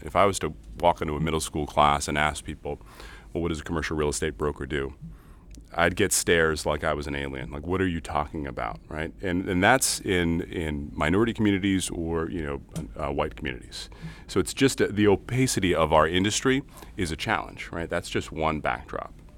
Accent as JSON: {"language": "English", "town": "Lynn", "region": "Massachusetts", "country": "United States", "tie": "born or raised there", "lives_now": "Lynnfield, United States", "said": "I hail from Lynn, Massachusetts, uh, so Lynn native, uh, up on the North Shore in Linfield now."}